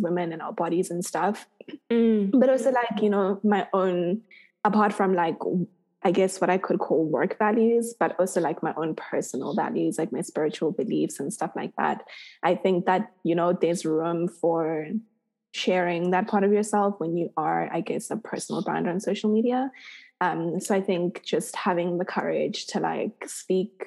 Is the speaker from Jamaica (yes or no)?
no; South Africa; my experience as a South African person